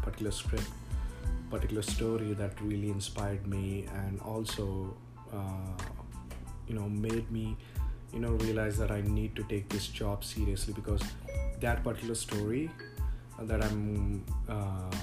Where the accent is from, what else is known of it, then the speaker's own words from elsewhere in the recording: India; moved away as an adult; now in United States; I grew up in a different culture. So I came from India just 5 years back